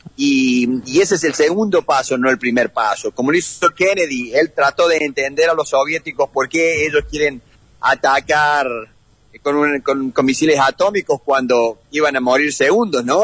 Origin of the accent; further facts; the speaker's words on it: Argentina; moved away as an adult; now in United States; como argentino